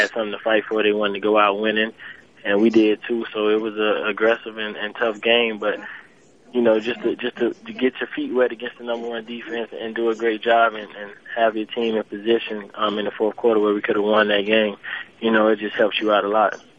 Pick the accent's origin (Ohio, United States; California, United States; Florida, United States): Florida, United States; Miami; I'm from Miami, so I'm training here.